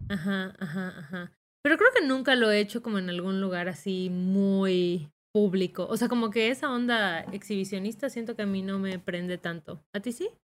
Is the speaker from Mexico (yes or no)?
yes; Yucatán, Mexico; accent: Yucatecan; salió mi acento más yucateco que nunca